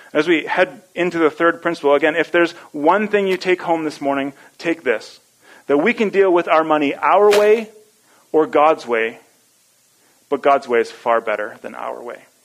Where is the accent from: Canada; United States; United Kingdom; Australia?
Canada; Edmonton, Alberta; I grew up in Edmonton